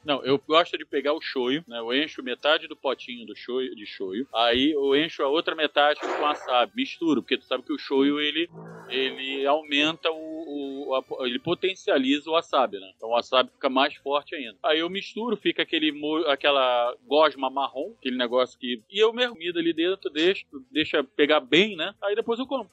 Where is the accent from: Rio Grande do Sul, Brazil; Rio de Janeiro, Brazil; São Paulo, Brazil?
Rio de Janeiro, Brazil; eu sou carioca